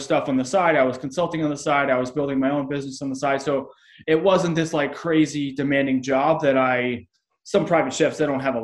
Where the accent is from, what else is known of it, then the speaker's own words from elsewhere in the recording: Boston, Massachusetts, United States; moved away; I was from Boston